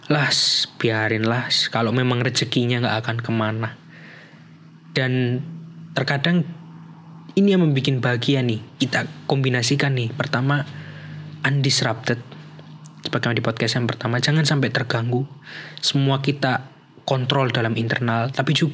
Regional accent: Java, Indonesia; Jadi dan hebatnya lagi nih orang Indonesia ini kita memiliki privilege sebagai orang Indonesia atau sebagai orang Jawa nih kayak saya yaitu dalam literatur Jawa

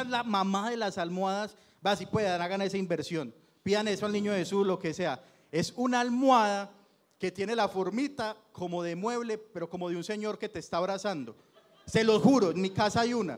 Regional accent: Itagüí, Antioquia, Colombia; soy de Itagüí, la mayoría vivíamos en Itagüí

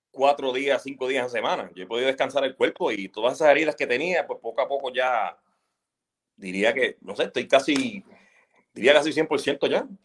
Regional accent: Puerto Rico; Yo, pues, sí, soy puertorriqueño, ¿sabes?

